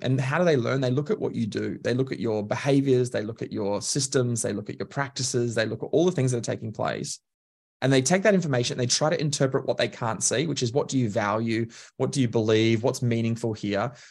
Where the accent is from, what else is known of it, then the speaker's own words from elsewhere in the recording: Queensland, Australia; now in Melbourne, Australia; I describe myself as Queenslander by birth, Melbourneian by choice